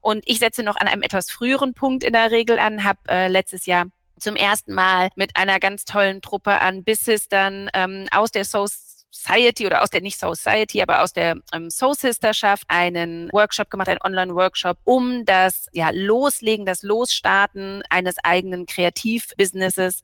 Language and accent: German; Berlin, Germany; moved away; ich wohne nicht nur in Berlin, ich bin auch gebürtige Berlinerin